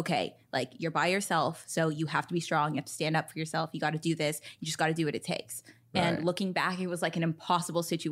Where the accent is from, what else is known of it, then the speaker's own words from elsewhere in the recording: United States; I was from America